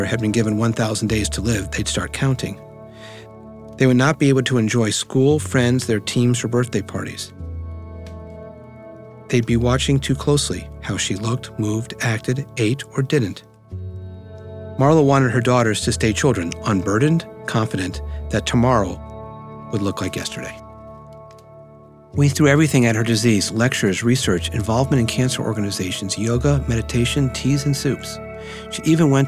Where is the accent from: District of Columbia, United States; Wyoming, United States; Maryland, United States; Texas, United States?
District of Columbia, United States; Washington; I grew up in Washington, D.C., and this is now 1970-ish